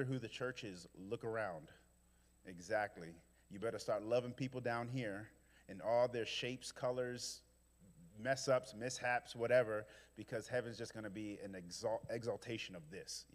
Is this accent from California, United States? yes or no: no; New York City, New York, United States; now in Memphis, United States; I'm from Brooklyn